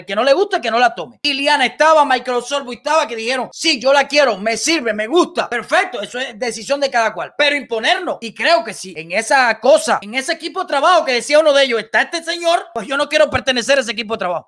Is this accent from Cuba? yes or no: yes; Cuba